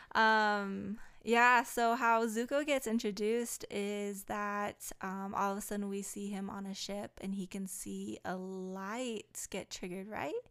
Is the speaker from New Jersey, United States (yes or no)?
no; Hawaii, United States; I'm Hawaiian